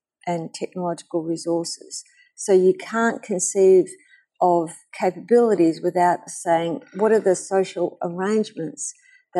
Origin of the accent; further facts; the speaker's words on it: Australia; I am from Australia